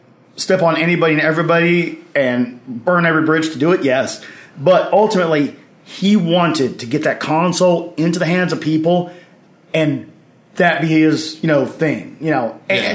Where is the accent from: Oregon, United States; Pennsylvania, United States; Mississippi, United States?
Mississippi, United States; Oxford; And I was, you know, born and raised in Oxford, Mississippi, not too far away.